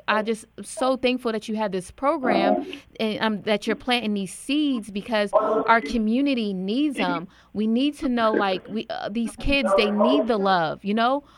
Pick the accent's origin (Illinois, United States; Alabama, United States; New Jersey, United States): New Jersey, United States; I'm from New Jersey and I grew up in the inner city, you know, poverty and high crime rates